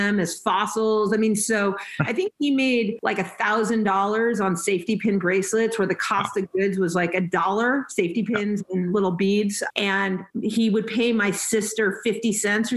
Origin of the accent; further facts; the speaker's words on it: Los Angeles, California, United States; also born or lived in North Carolina; And then I grew up in the San Fernando Valley. I'm a Valley girl